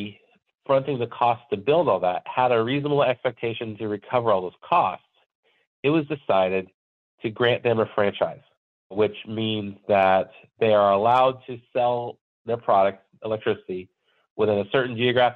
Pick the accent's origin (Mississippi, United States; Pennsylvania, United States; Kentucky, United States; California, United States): California, United States; moved away as an adult; now in Minnesota, United States; So I grew up in California and I moved to Minnesota from California